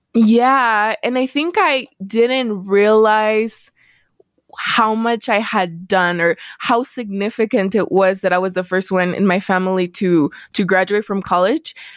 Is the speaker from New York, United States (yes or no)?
no; El Paso, Texas, United States; moved away as an adult; also born or lived in Missouri; I was born and raised in El Paso, which is heavily Hispanic